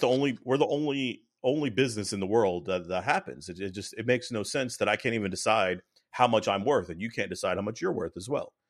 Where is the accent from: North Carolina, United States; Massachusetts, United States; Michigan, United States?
North Carolina, United States; moved away; so I went to Carolina, so I'm from North Carolina originally